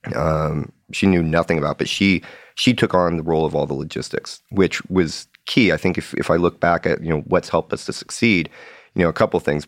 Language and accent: English; Seattle, Washington, United States; I grew up in Seattle